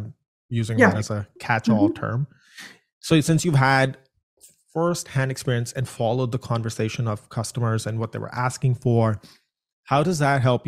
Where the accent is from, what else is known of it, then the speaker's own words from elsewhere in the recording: India; moved away; I come from India